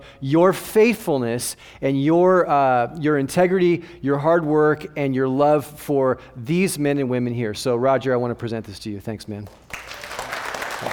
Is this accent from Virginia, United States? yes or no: no; Southern California, United States; moved away as an adult; now in Phoenix, United States; I'm originally from Southern California